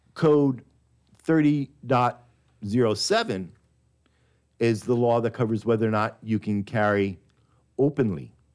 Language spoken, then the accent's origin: English; New York, United States; now in Texas, United States; I was born in New York, but I got to Texas as quickly as I could